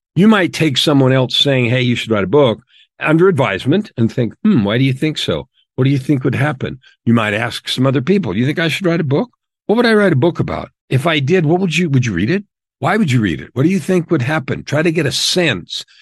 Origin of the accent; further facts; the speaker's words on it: San Francisco Bay Area, California, United States; also born or lived in Phoenix, Arizona; now in Edmonton, Canada; We grew up in the San Francisco Bay Area in the years of the hippies